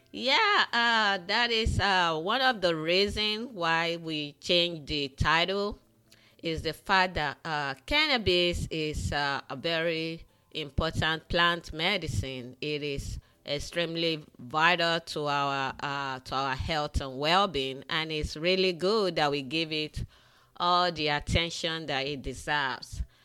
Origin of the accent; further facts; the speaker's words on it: Nigeria; moved away; Growing up in the western part of Africa, in Nigeria, I grew up in Nigeria